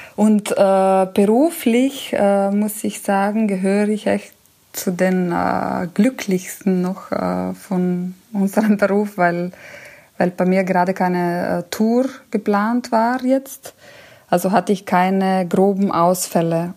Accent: Italy; also born or lived in Germany; now in Munich, Germany; als Italienerin, ich bin ja hier in Deutschland, ist ja mein Hauptwohnsitz

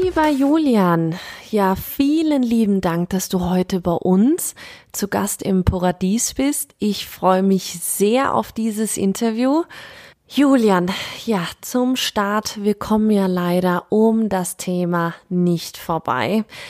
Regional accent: Germany; ich als Deutsche

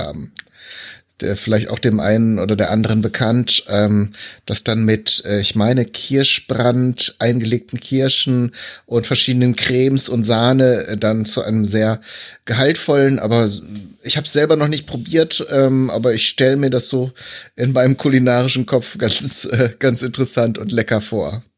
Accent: North Rhine-Westphalia, Germany; ich bin ja eigentlich auch gebürtiger Westfale

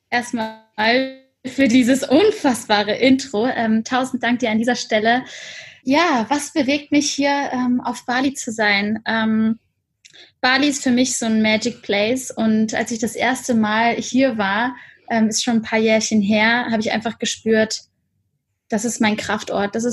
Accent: Cologne, North Rhine-Westphalia, Germany; born there; bin gebürtige Kölnerin

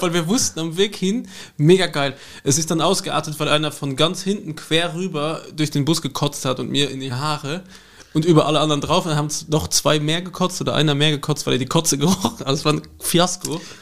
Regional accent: Luxembourg; German is a second language; also born or lived in Vienna, Austria; now in Austria; da wo ich herkomme. Also ich wohne im luxemburgischen Teil

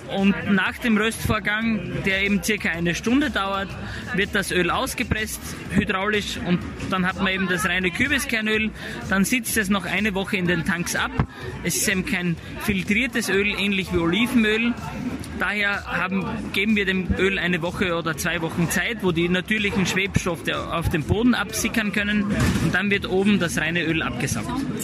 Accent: Styria, Austria; bei uns in der Steiermark

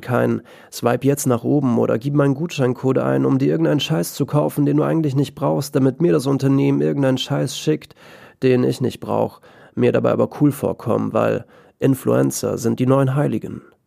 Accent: Austria; ich bin aus Österreich

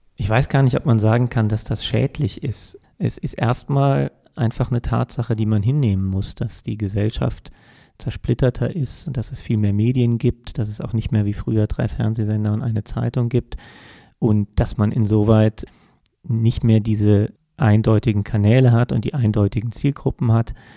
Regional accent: Germany; bei uns in Deutschland

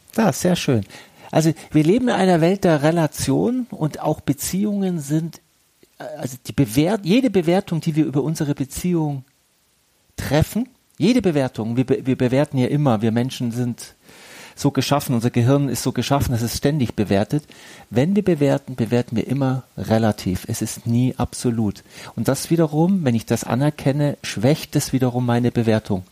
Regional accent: Germany; also born or lived in Egypt; ich bin ja halb Deutscher, halb Ägypter und es ist ja auch ein Teil meiner Heimat

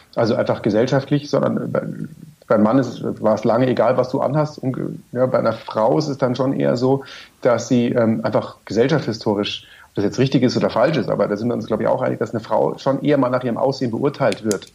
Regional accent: Munich, Bavaria, Germany; als Münchner

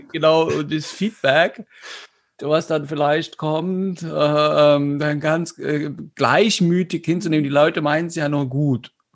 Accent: Saxony, Germany; bin ja aus Sachsen

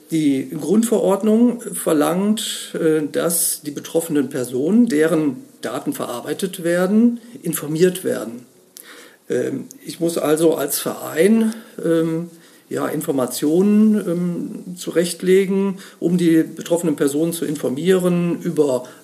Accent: Bonn, North Rhine-Westphalia, Germany; ich komme aus Bonn, bin im Hauptberuf Rechtsanwalt

